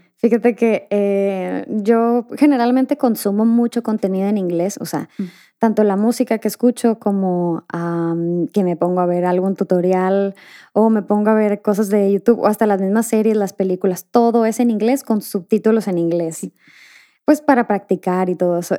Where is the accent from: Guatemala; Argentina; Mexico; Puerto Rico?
Mexico; now in Spain; yo crecí en México